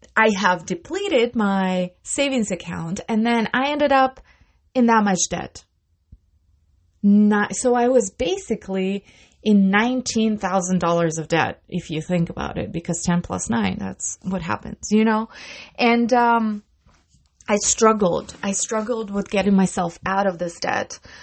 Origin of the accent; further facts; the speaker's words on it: Russia; moved away; I come from Russia